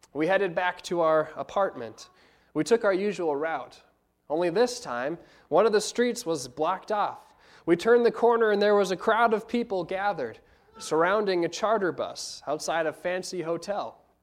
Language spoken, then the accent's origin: English; United States; being American college students